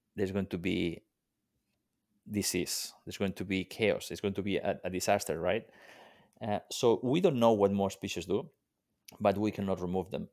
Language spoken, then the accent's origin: English; Mediterranean coast, Spain; moved away; I grew up on the Mediterranean coast of, uh, Spain